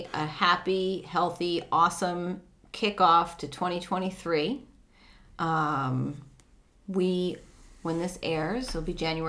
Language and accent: English; New Jersey, United States; I was from Jersey.